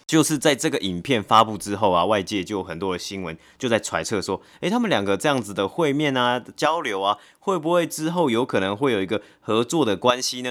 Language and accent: Chinese; Taipei, Taiwan; 但我是台北人啊